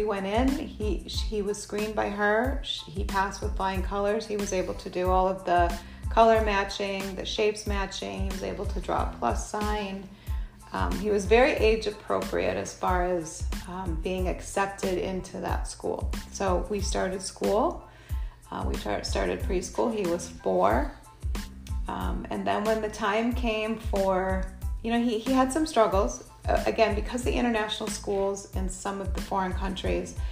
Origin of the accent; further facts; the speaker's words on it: Minnesota, United States; moved away as an adult; also born or lived in Shanghai, China; now in Madison, United States; we're from Minnesota originally